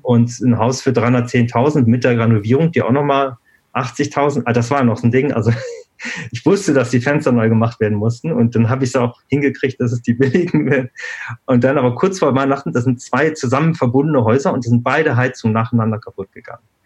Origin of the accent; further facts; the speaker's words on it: Germany; moved away as an adult; also born or lived in Switzerland; ich bin in Deutschland aufgewachsen, habe in Deutschland studiert